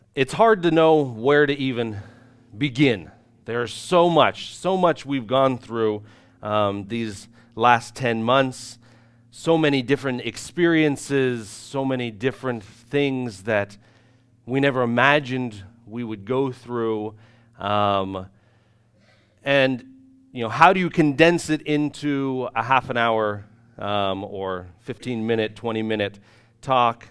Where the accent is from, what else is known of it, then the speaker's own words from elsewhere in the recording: United States; moved away as an adult; now in Irpin, Ukraine; us being ignorant American missionaries